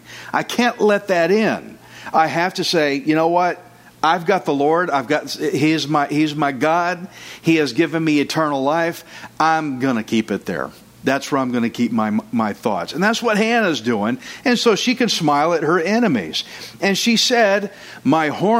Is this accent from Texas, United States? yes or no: yes; Texas, United States; I'm Texan. I'm redneck